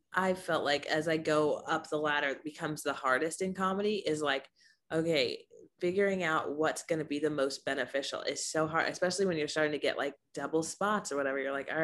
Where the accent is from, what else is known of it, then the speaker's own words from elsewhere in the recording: Rancho Cucamonga, California, United States; Okay, Rancho Cucamonga, California.